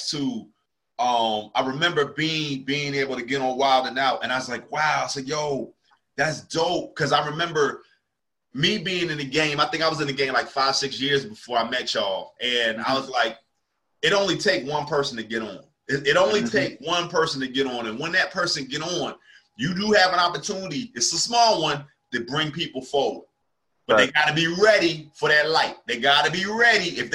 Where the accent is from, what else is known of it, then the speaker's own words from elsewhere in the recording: New Jersey, United States; now in Charlotte, United States; I'm originally from South Jersey. Like, I'm right near Philly